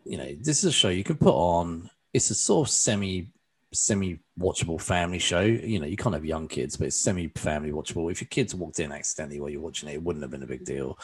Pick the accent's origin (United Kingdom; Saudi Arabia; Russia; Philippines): United Kingdom; England; being an Englishman